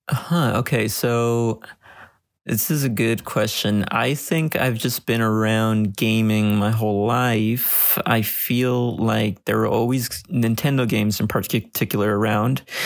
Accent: Los Angeles, California, United States; I'm born and raised in Los Angeles.

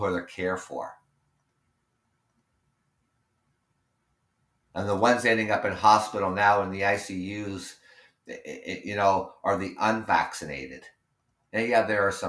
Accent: Canada; being Canadian

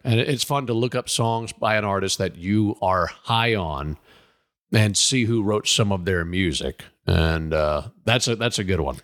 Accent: Mississippi, United States; I'm from Mississippi

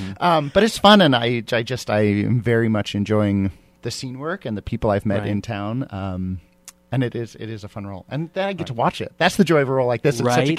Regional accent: Montana, United States; moved away; also born or lived in New York; I'm actually originally from Montana as well. I hold an apartment in New York, but I just travel around. I spend a lot of time in Arizona, a lot of time in Montana.

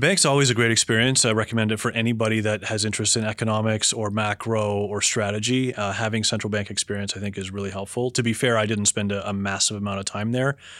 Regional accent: Toronto, Ontario, Canada; moved away as an adult; also born or lived in United States; now in Toronto, Canada; I grew up in Toronto

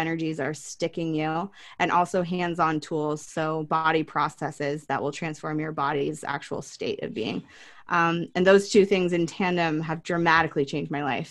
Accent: Oregon, United States; growing up in Oregon

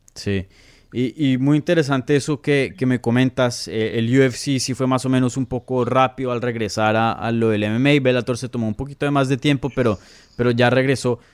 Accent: Colombia; moved away; yo nací en Colombia

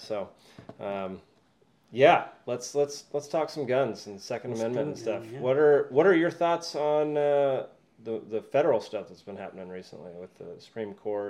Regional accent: Texas, United States; moved away; Yeah, I grew up in Texas.

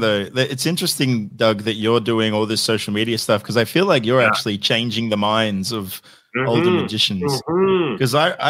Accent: Sydney, New South Wales, Australia; I'm from Sydney.

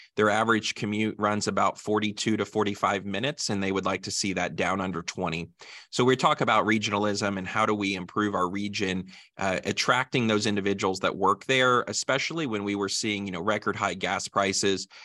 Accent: Greensburg, Indiana, United States; Greensburg is my hometown, and as you mentioned, my family's in agriculture here, and so I grew up on a family farm in southern Decatur County

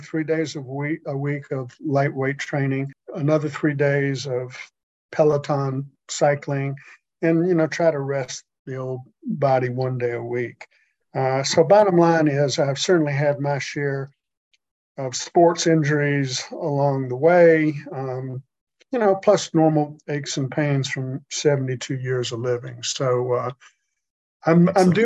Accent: Augusta, Georgia, United States; also born or lived in Atlanta, Georgia; I was raised in Augusta

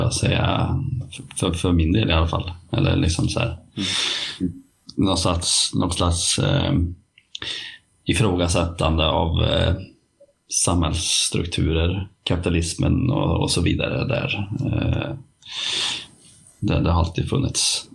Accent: Värmland, Sweden; accent: Värmland dialect; min värmländska

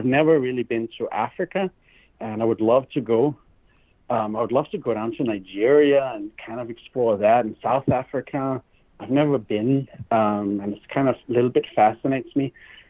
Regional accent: Germany; also born or lived in Denmark / Asia; now in United States; I was born in Denmark. I grew up in Germany. I came here to America.

